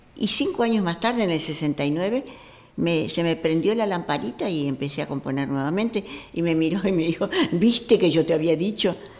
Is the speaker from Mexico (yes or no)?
no; Argentina; yo soy argentina